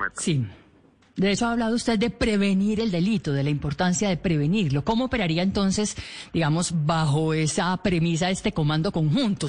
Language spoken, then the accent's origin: Spanish; Colombia